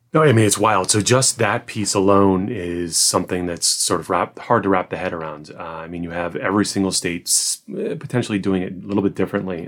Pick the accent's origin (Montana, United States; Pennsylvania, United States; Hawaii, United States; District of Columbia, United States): District of Columbia, United States; Washington; I was born in Washington, D.C., live in the area right now